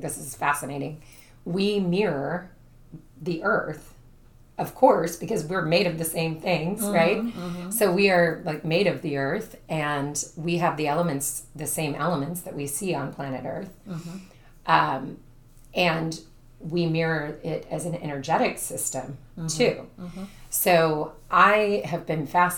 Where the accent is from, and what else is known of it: Brooksville, Florida, United States; born or raised there; also born or lived in Jacksonville, Florida